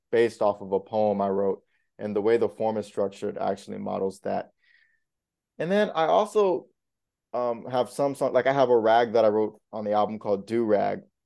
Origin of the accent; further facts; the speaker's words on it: South Florida, United States; also born or lived in Indiana; now in New York City, United States; I grew up in South Florida, but I was born in Indiana